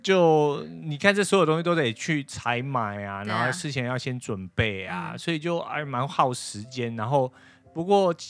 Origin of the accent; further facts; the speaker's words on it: Taiwan; now in United States; 那我们就代表台湾